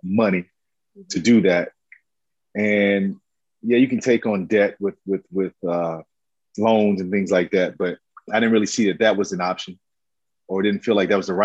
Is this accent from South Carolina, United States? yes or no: yes; Camden, South Carolina, United States; now in Atlanta, United States; I love growing up in Camden, South Carolina